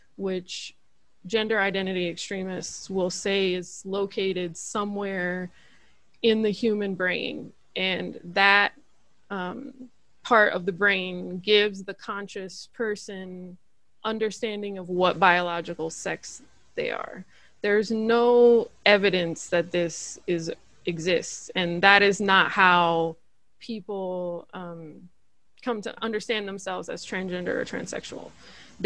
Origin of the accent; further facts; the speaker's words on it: United States; As an American citizen